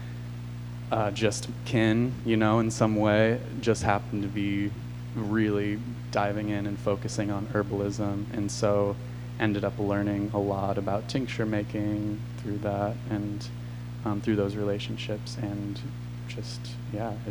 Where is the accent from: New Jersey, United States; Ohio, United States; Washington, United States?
Washington, United States; Olympia; moved away; also born or lived in Portland, Oregon; I was growing up outside of Olympia, Washington